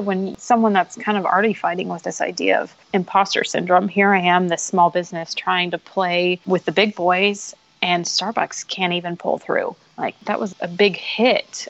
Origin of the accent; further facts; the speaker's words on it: Houston, Texas, United States; moved away as an adult; now in San Antonio, United States; I grew up mostly in the Houston area of Texas